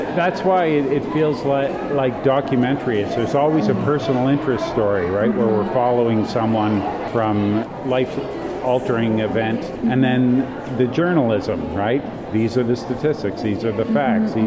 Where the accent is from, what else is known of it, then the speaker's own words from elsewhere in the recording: Canada; being a Canadian